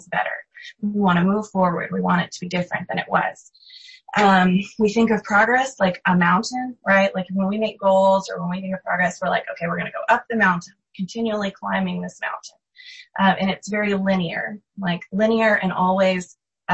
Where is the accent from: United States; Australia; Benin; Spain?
United States; As American Christians